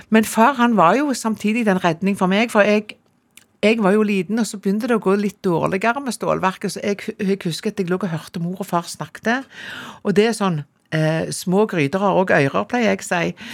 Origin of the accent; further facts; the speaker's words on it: Jørpeland, Rogaland, Norway; born there; Jeg er født på Jørpeland, og det er liksom den siste minibyen du kjører gjennom når du skal til Prekestolen. Ja. Så det ligger inne i Ryfylke, rett og slett.